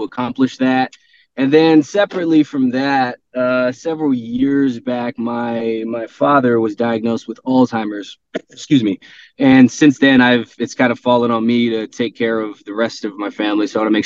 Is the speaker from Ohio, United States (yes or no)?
no; Southern California, United States; now in Phoenix, United States; I'm from Southern California originally